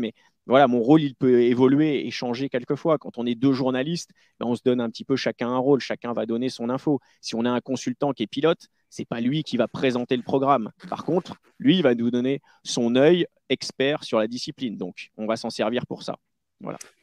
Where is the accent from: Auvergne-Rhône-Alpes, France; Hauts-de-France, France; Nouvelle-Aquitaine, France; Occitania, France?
Nouvelle-Aquitaine, France; Charente-Maritime; je viens de Charente-Maritime. Et euh, voilà, donc je pas du tout de Paris